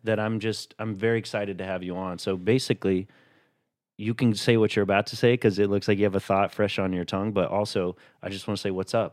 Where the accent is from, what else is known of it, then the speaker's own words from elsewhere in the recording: Chattanooga, Tennessee, United States; a diverse upbringing even though I'm from Chattanooga, Tennessee